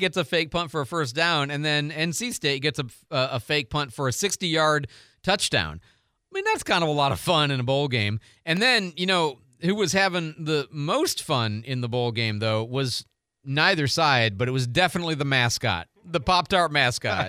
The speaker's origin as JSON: {"language": "English", "town": "Detroit", "region": "Michigan", "country": "United States", "tie": "born or raised there", "moved": "yes", "lives_now": "Pensacola, United States", "said": "I was born and raised in the Detroit area"}